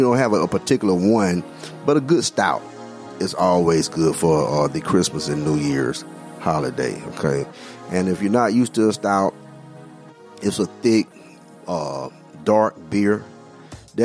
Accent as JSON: {"language": "English", "region": "Alabama", "country": "United States", "accent": "Alabama", "moved": "yes", "lives_now": "Florida, United States", "said": "my Alabama accent"}